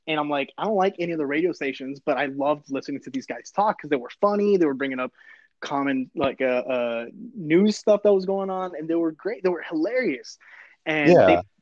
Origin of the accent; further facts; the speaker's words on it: San Fernando Valley, California, United States; moved away; also born or lived in Arizona; When I moved to Arizona, I was such a Cali kid. I was such a Valley kid